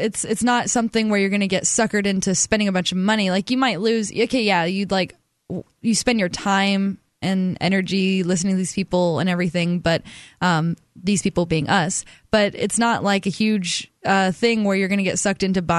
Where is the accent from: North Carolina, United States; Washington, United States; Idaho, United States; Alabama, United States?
Alabama, United States; moved away; I'm from Alabama